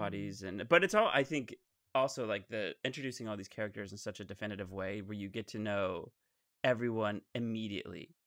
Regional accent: Texas, United States; Sports, just like where I grew up in Texas, is number one

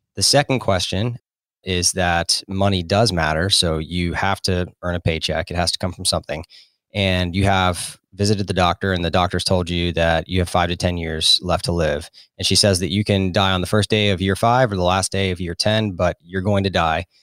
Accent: Florida, United States; moved away as an adult; also born or lived in South Carolina / North Carolina; I grew up in Florida and then, uh, went to college in South Carolina

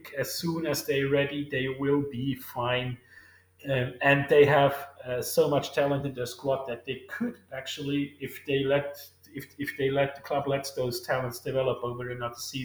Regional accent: Switzerland; my home country

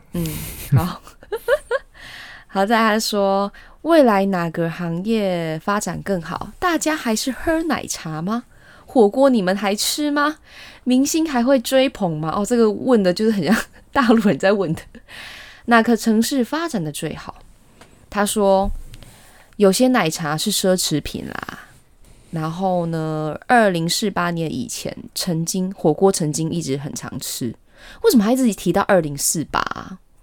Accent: Taiwan; 我们台湾人

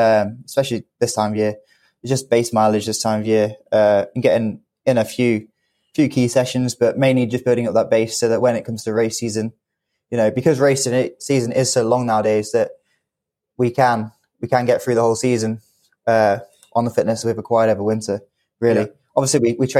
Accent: United Kingdom; as a British athlete

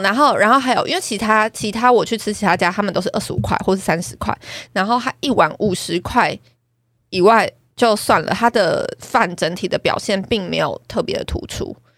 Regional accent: Taipei, Taiwan; 我们台北人从小对鸡肉饭的印象就是鸡丝鸡肉丝饭

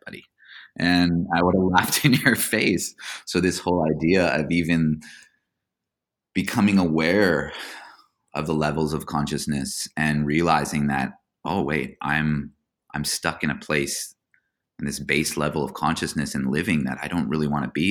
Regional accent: Hawaii, United States; moved away; also born or lived in Orange County, California; I grew up in Hawaii

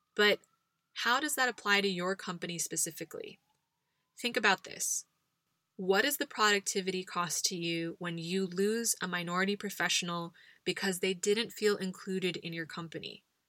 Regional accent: United States; now in Spain; as an American living abroad

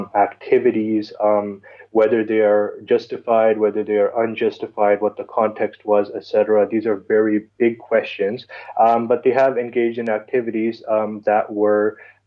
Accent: Pakistan; now in Canada; So I'm based in Canada. I'm originally from Pakistan, but I've lived most of my life here in Canada.

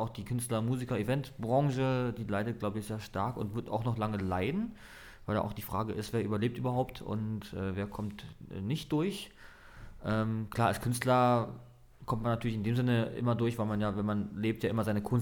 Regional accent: Dresden, Saxony, Germany; born there; richtig, also ich bin tatsächlich auch gebürtiger Dresdner sogar.

